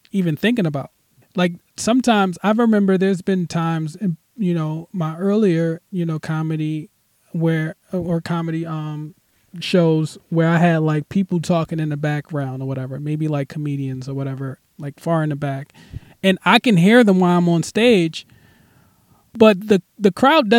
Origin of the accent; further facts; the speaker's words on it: Philadelphia, Pennsylvania, United States; moved away as an adult; now in Los Angeles, United States; I'm originally from Philly. I moved to L.A.